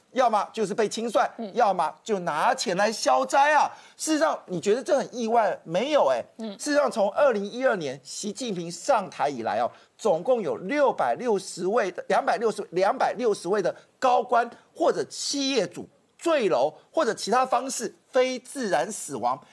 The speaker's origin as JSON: {"language": "Chinese", "country": "Taiwan", "said": "那这大武集团呢，基本上我们台湾人不知道"}